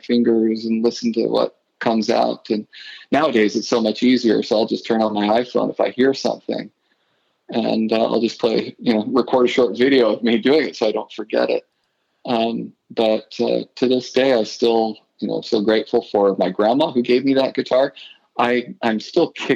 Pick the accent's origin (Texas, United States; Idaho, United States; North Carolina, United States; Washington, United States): Idaho, United States; moved away as an adult; also born or lived in Utah; now in Alexandria, United States; I grew up in Idaho and went to school in Utah